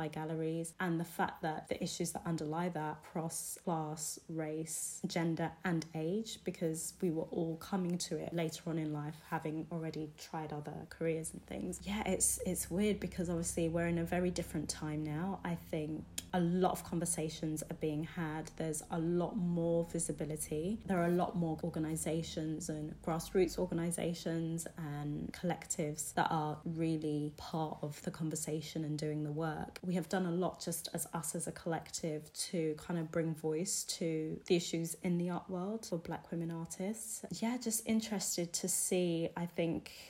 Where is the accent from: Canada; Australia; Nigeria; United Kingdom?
United Kingdom; being British